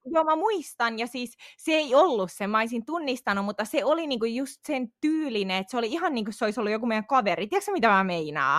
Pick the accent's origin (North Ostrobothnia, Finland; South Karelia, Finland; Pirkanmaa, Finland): Pirkanmaa, Finland; Tampere; also born or lived in Pirkkala; on siis asunut koko lapsuuteni niinku Tampereella